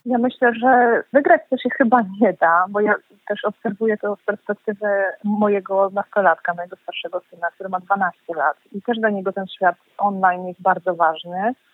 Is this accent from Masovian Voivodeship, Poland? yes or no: yes; Warsaw, Masovian Voivodeship, Poland; ja naprawdę jestem mieszczuchem, ja się urodziłam w Warszawie, moi rodzice pochodzą z Warszawy